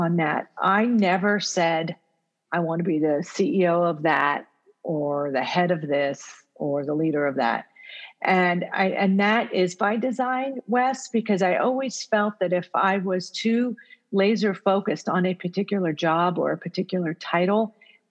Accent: United States; first language Italian; English is a second language; My first language is actually Italian. It's not English, because even though I was born here in the U.S., I grew up with parents who only spoke Italian at home.

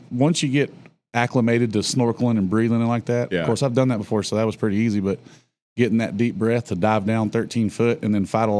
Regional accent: Texas, United States; I'm from Texas.

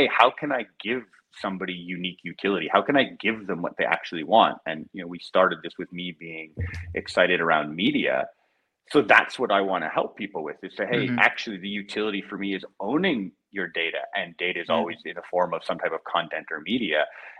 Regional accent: Canada; moved away as an adult; I'm Canadian

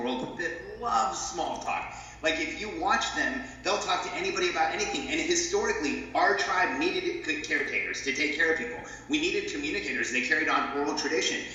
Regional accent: Southern California, United States; moved away as an adult; also born or lived in Mexico City, Mexico / Florida; now in Austin, United States; I was born in Mexico. My family moved to the states when I was about five. I grew up in Southern California

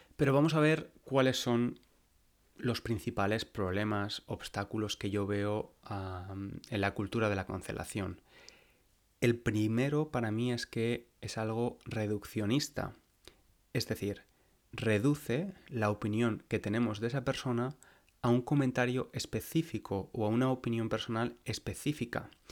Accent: Valencia, Valencian Community, Spain; moved away as an adult; now in London, United Kingdom; Valencia, a mi ciudad natal, a la ciudad donde nací y crecí

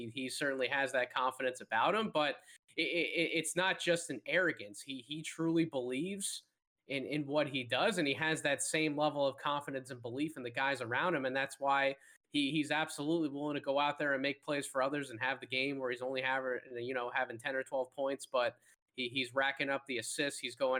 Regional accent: Philadelphia, Pennsylvania, United States; Kevin and I we're from the Philadelphia area

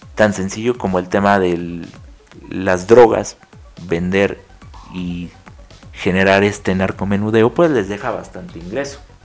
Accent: Mexico; somos 130 millones de mexicanos viviendo en este país

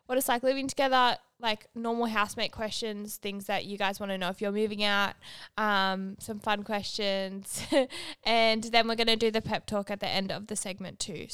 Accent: Manly, New South Wales, Australia; moved away as an adult; now in Bondi, Australia; I'm from Manly

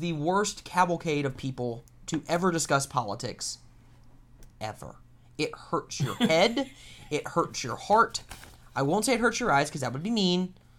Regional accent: South Carolina, United States; I'm from South Carolina

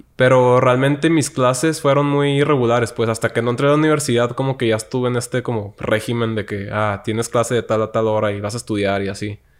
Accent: Tijuana, Baja California, Mexico; moved away as an adult; also born or lived in Tepic, Nayarit; now in Mexico City, Mexico; yo soy de Tijuana, nací allá y crecí allá toda mi vida

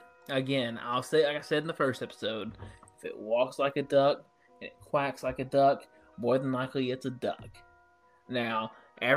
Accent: Tupelo, Mississippi, United States; me and him share the same hometown, Tupelo

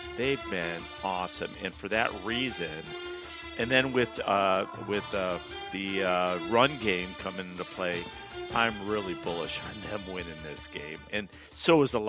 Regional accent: Williamsville, New York, United States; now in Phoenix, United States; growing up in Williamsville.

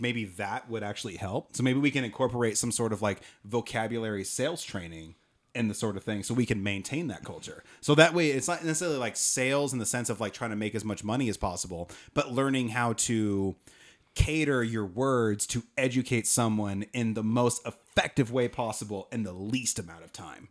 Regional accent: Oregon, United States; I'm from Oregon. This isn't a thing. We have gas attendance in Oregon.

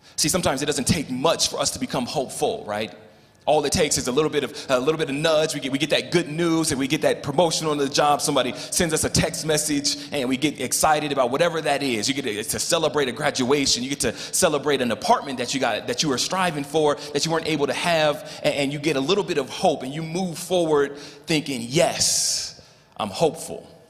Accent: Los Angeles, California, United States; moved away as an adult; also born or lived in Colorado; now in Louisville, Colorado, United States; born and raised in Los Angeles

